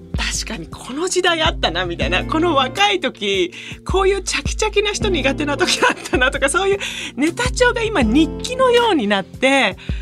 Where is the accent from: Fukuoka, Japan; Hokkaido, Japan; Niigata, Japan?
Niigata, Japan; Itoigawa; moved away; 私新潟糸魚川出身なので温泉地なんですよで温泉がそこら中にあって大体土日は家族で温泉に行くみたいな